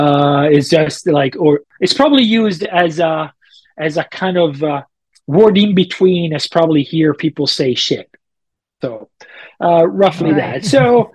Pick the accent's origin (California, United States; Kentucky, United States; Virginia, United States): California, United States; Auburn; "Of course I did. I'm from Auburn. I ran it 3 times and I paced 4 times.